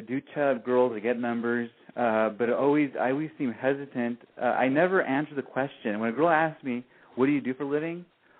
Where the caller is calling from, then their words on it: Orange County, California, United States; Oh, I'm calling from Orange County, California. I'm 28